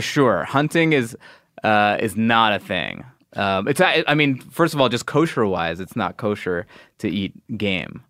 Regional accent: New York, United States; I was born in New York

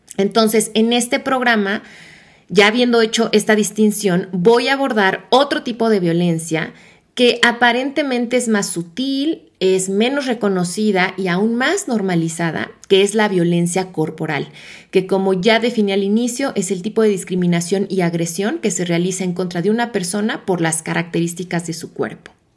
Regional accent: Mexico; mi país México

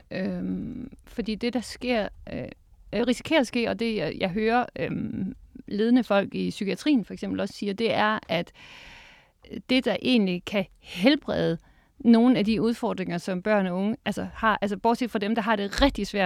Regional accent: Capital Region of Denmark, Denmark; Jeg er jo fra Nordsjælland.

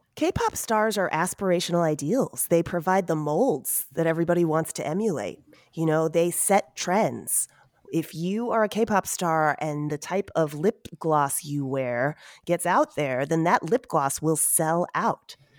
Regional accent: United States; also born or lived in Seoul, South Korea; I'm Asian American

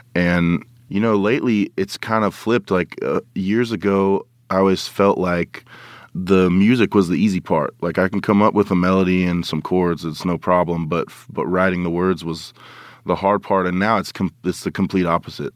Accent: Oklahoma, United States; I'm from Oklahoma

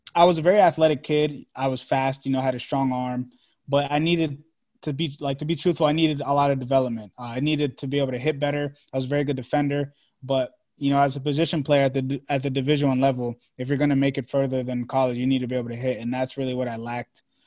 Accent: Maryland, United States; also born or lived in Washington, D.C. / Long Island, New York; I'm from Maryland

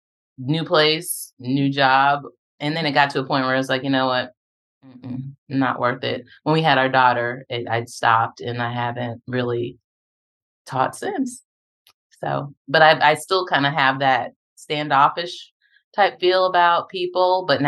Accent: Japan; born there; also born or lived in Texas, United States / South Carolina, United States; And so I was born in Japan. We went to Texas, and from Texas, we went to South Carolina and waited for my dad to finish doing what he was doing.

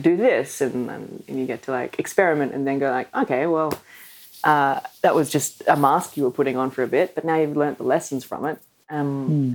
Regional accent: Australia; accent: Australian; speaking in my natural Australian accent

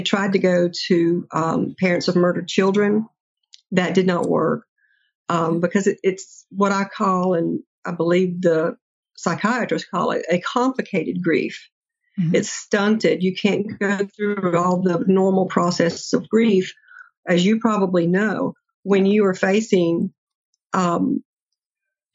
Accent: near Fort Benning, Georgia, United States; I grew up near Fort Benning, and so I was very familiar with the military culture

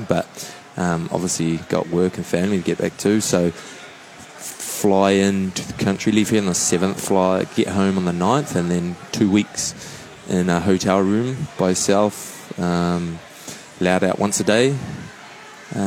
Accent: New Zealand; New Zealand

